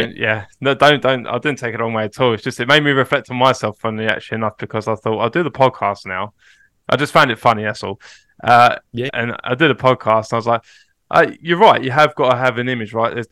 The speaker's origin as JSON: {"language": "English", "region": "Kansas", "country": "United States", "tie": "born or raised there", "said": "growing up in Kansas State."}